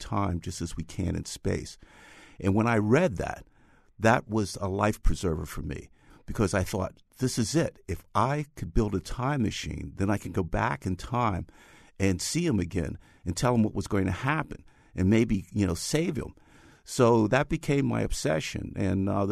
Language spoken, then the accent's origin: English; New York City, New York, United States; I grew up in the Bronx, and this was from 1945 through 1955